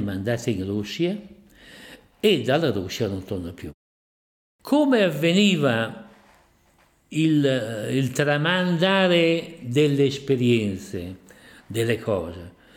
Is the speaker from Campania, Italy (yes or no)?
no; Portomaggiore, Emilia-Romagna, Italy; sono nato a Portomaggiore di Ferrara il 7 luglio del 1929, terzo figlio maschio di un'umile famiglia